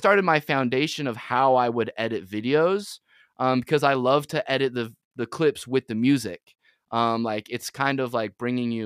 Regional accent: Utah Valley, United States; also born or lived in San Diego, California; growing up in Utah Valley specifically

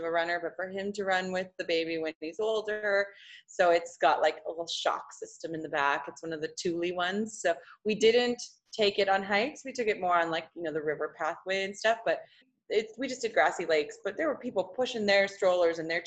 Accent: Saskatchewan, Canada; I grew up in Saskatchewan

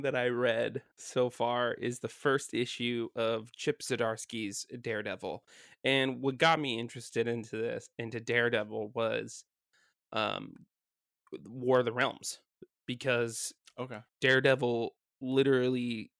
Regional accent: California, United States; also born or lived in Washington; last week we came down from Washington back to my hometown, and we're back in California.

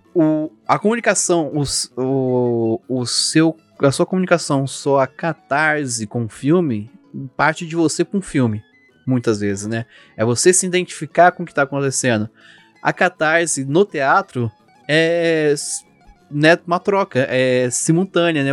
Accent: Brazil; como somos brasileiros

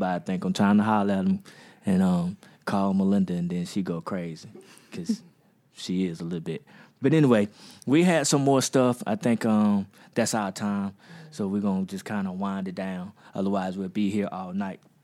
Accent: United States; I'm from Magnolia

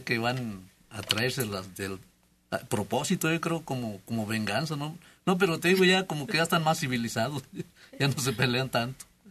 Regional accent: Mexico; yo soy de Salitriz y hay un pueblito que se llama El Charquito

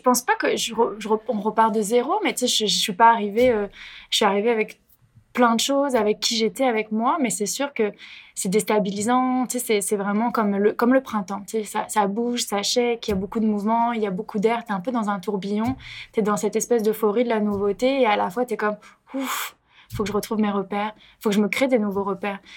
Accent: France; moved away as an adult; now in Montreal, Canada; Je viens en effet de France, une Française euh, à Montréal

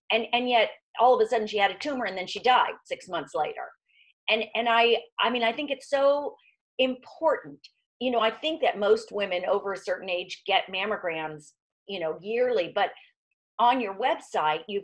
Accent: Miami Beach, Florida, United States; growing up in Miami Beach, Florida

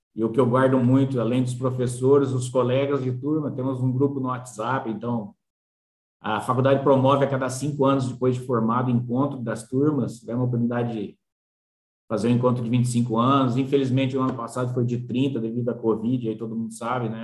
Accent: Espírito Santo do Pinhal, São Paulo, Brazil; moved away as an adult; also born or lived in Pirassununga / Jaboticabal; logo que eu nasci em Pirassununga, é, nós mudamos para Pinhal. Pinhal é uma cidadezinha, Espírito Santo do Pinhal, cidadezinha, desculpa, 40 mil habitantes, cidade muito boa. Do lado ali, 100 quilômetros, e me criei, na verdade, em Pinhal

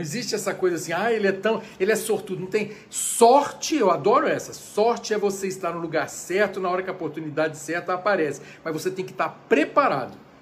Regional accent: Brasília, Federal District, Brazil; moved away as an adult; also born or lived in United States; voltei para Brasília, minha cidade natal

